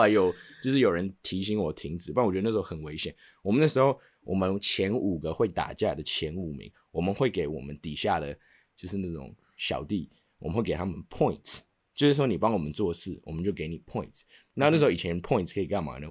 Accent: Taiwan; Chinese is a second language; also born or lived in United States; 四年级的时候，我从美国转回了台湾

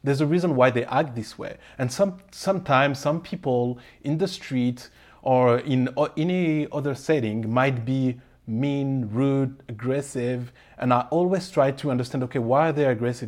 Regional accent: Paris, Île-de-France, France; moved away as an adult; now in Calgary, Canada; I was born and raised in Paris with Comorian parents.

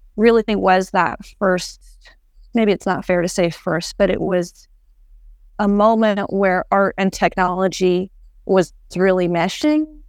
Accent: Edmonton, Alberta, Canada; I was born in Edmonton

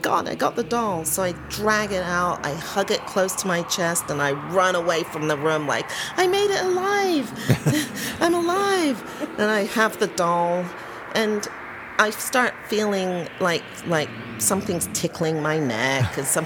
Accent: London, United Kingdom; moved away; I was born at home in London, England

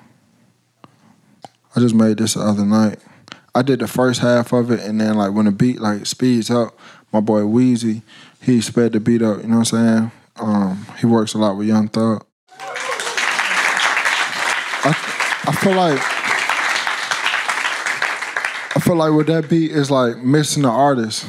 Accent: Atlanta, Georgia, United States; accent: heavy Atlanta; I'm from Atlanta

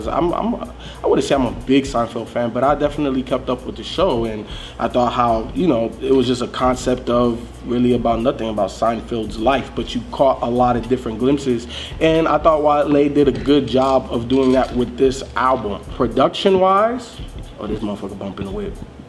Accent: Chicago, Illinois, United States; I'm from Chicago.

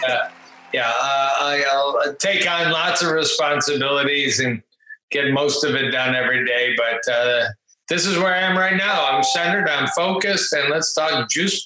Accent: Detroit, Michigan, United States; also born or lived in Ann Arbor, Michigan; I grew up outside Detroit. In the suburbs, pretty typical upbringing with two pretty amazing parents

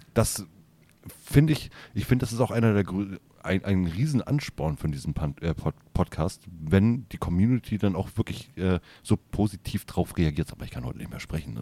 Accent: Hamburg, Germany; wir kommen oben aus Hamburg

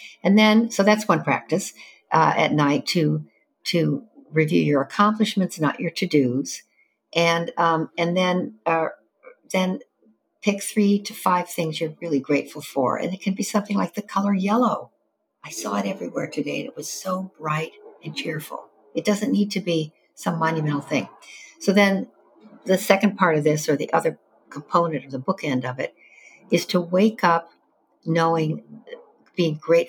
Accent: Evanston, Illinois, United States; I grew up in Evanston, Illinois, north of Chicago, the first suburb to the north

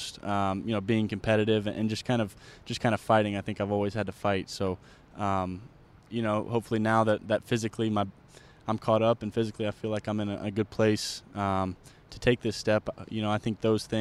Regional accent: Charlotte, North Carolina, United States; growing up in Charlotte

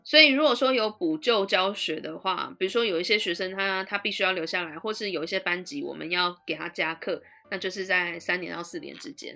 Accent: Taiwan; moved away as an adult; now in London, United Kingdom; 我一直到大学毕业，我都在台湾啊

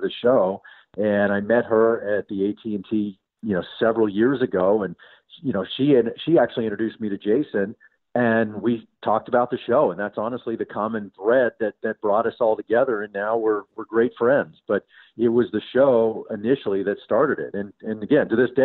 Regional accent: Dallas, Texas, United States; I grew up in Dallas

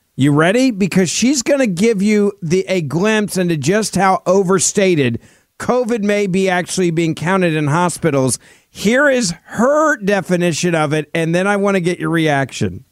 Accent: Memphis, Tennessee, United States; In my hometown of Memphis

